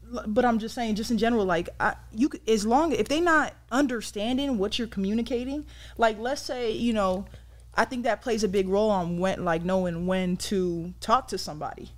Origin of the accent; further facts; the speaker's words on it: San Diego, California, United States; I'm from San Diego, California